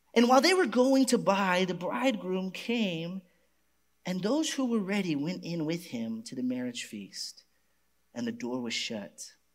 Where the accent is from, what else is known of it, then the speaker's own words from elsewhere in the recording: Garland, Texas, United States; my hometown, Garland.